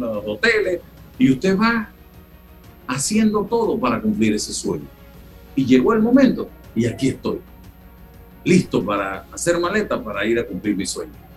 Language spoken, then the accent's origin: Spanish; Panama